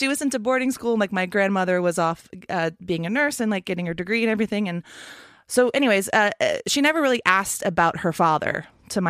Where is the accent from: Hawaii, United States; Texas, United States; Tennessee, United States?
Texas, United States; moved away; I grew up in Texas